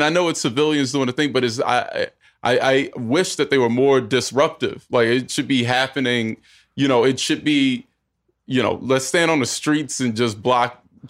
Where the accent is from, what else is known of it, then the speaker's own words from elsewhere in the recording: North Carolina, United States; North Carolina.